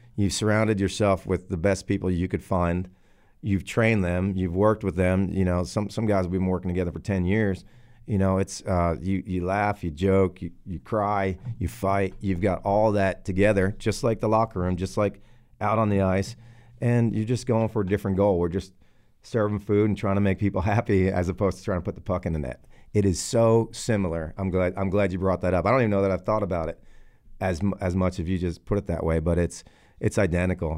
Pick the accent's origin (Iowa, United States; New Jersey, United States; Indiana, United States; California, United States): New Jersey, United States; moved away as an adult; also born or lived in Texas; I'm from Jersey, like uh, like you guys said. Um, I, I grew up there until I was about 24